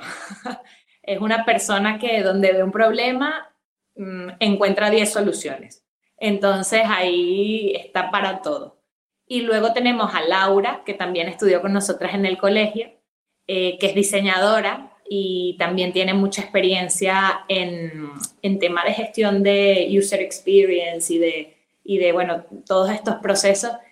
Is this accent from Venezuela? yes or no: yes; Venezuela; moved away as an adult; also born or lived in Madrid, Spain; now in Spain; estudié la carrera de medicina en Venezuela, que es mi país de origen y luego vine aquí a hacer la especialización